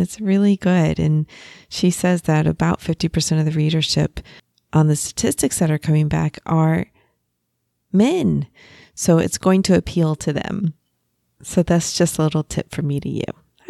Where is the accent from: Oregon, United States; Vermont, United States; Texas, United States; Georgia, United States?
Texas, United States; We're both originally from Texas, so you seem to just get a vibe sometimes with people from your home state, right?